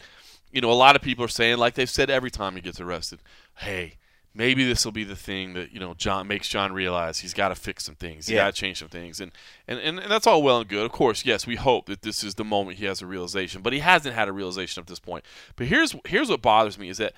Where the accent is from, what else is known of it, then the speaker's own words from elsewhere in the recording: Texas, United States; I'm from Texas